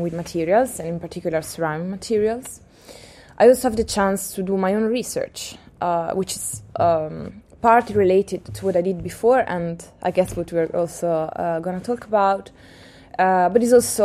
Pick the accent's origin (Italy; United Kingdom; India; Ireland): Italy; Pesaro, Marche; now in Amsterdam, Netherlands; Pesaro, my hometown